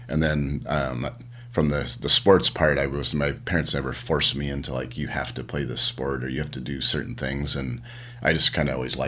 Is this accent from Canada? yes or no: yes; Canada; also born or lived in United States; Yeah, yeah, so yeah, I'm proud Canadian.